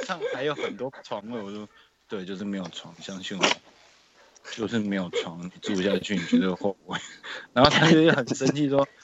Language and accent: Chinese; Taiwan; 我来自台湾